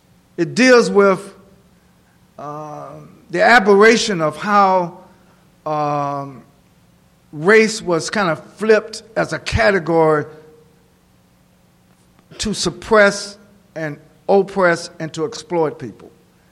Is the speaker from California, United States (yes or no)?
no; Oxford, North Carolina, United States; in my hometown, Lord, have mercy, Oxford, North Carolina